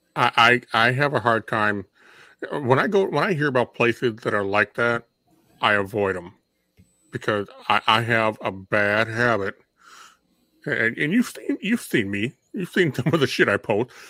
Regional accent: Minnesota, United States; we grew up in Minnesota.

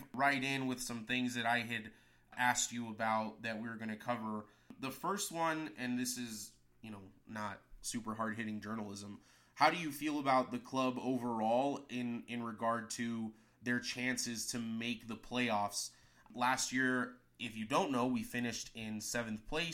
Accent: El Paso, Texas, United States; moved away; I'm from El Paso

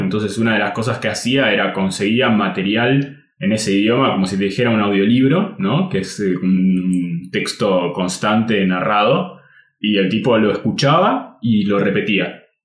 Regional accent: Argentina; first language Spanish; en Argentina casi todos los lugares enseñan inglés británico

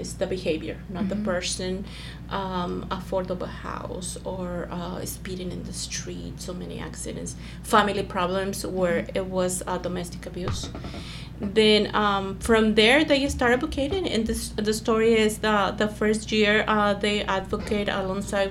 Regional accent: Mexico; moved away as an adult; now in Fullerton, United States; I came from Mexico in 1996, cleaning houses, escaping domestic abuse. With two little ones

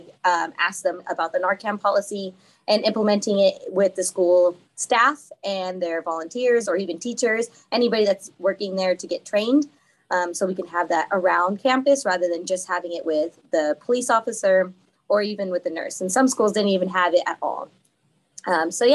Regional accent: Fresno County, California, United States; I am from Fresno County area

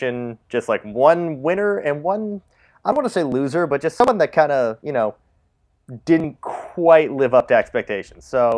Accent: Canada; We're Canadian

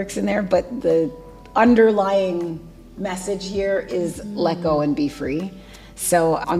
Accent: Trinidad & Tobago; I'm Trinidadian

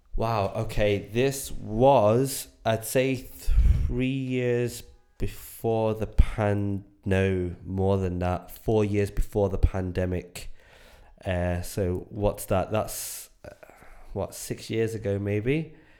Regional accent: Enniscorthy, Leinster, Ireland; moved away; I grew up in Ireland in the back house of absolute nowhere in a little town called Enniscorthy

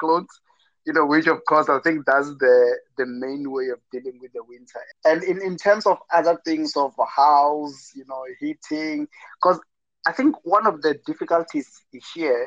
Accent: Limpopo, South Africa; moved away; back at home in South Africa, in Limpopo, it can be quite very hot

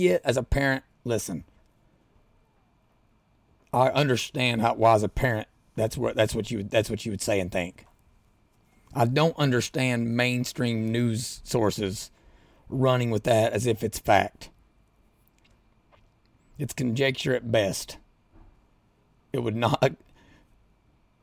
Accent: Southeastern Kentucky, United States; now in Louisville, United States; I'm from Southeastern Kentucky. Live in Louisville now.

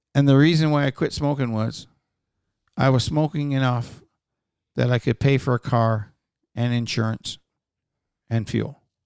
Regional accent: Newfoundland and Labrador, Canada; I'm fucking from Newfoundland.

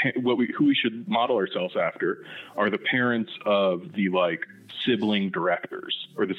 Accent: southeast Michigan, United States; also born or lived in central Indiana; I was actually born in like central Indiana, but when I was nine, I moved up to southeast Michigan.

